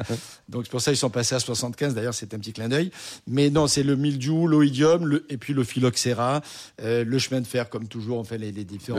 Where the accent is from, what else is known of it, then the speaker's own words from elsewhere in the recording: Marseille, Provence-Alpes-Côte d'Azur, France; je suis né à Marseille, j'ai grandi à Marseille